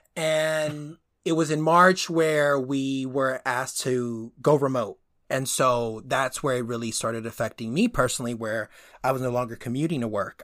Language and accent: English; Northeast, United States; also born or lived in Dominican Republic; I was born on the i, or on the, that half of the island and, uh, immigrated when I was a baby and grew up in, in the Northeast